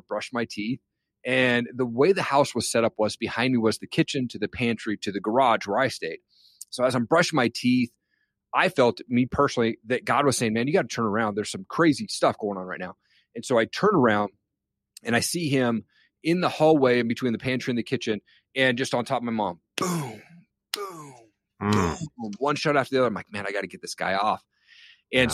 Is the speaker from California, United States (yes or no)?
no; Kennewick, Washington, United States; It's grown now in Kennewick, Washington, to be specific